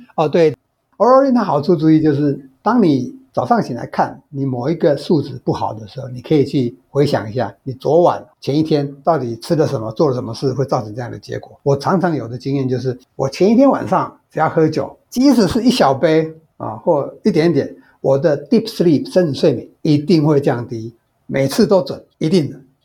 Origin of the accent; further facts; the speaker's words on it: Taiwan; 我们台湾人